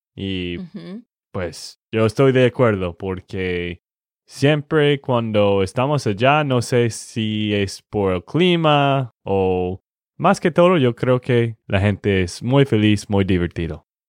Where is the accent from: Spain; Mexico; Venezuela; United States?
United States; Texas; de Texas, Estados Unidos